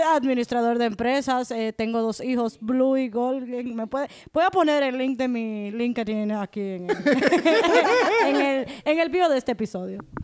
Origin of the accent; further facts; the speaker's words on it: Dominican Republic; nosotros como dominicanos